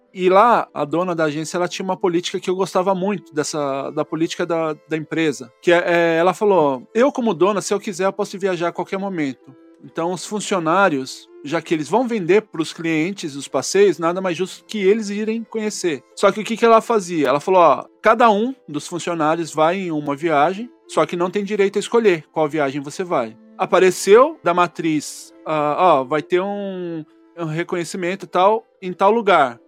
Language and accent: Portuguese; Brazil; eu como brasileiro